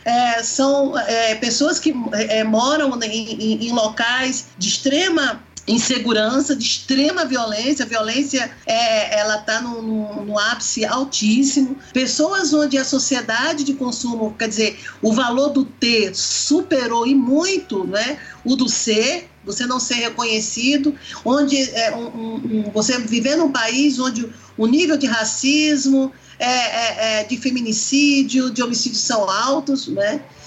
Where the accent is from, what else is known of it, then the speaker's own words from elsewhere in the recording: Brazil; enquanto brasileira